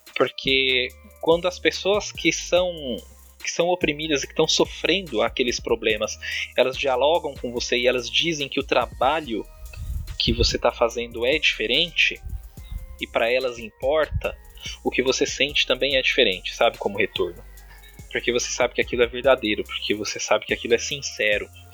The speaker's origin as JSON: {"language": "Portuguese", "town": "Diadema", "region": "São Paulo", "country": "Brazil", "tie": "born or raised there", "said": "Eu nasci em São Paulo, mas muito cedo eu vim para a periferia de Diadema, aqui no ABC Paulista"}